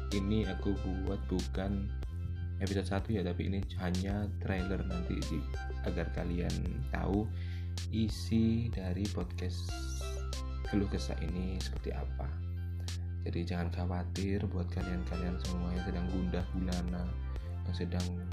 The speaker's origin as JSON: {"language": "Indonesian", "town": "Batu", "region": "East Java", "country": "Indonesia", "tie": "born or raised there", "moved": "yes", "lives_now": "Mojokerto, Indonesia", "said": "lahir di kota Batu Malang"}